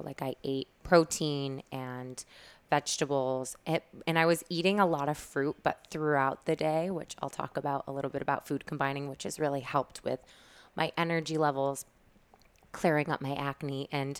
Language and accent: English; Syracuse, New York, United States; now in New York, United States; So I moved to New York from Syracuse